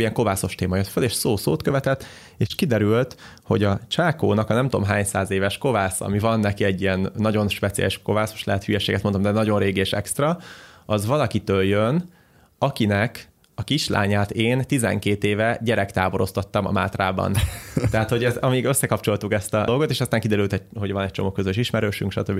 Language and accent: Hungarian; Hungary; Magyarországon, mivel magyarok vagyunk